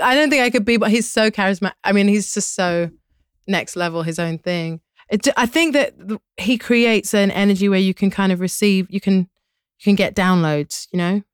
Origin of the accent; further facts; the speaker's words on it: London, United Kingdom; moved away as an adult; now in United States; growing up in London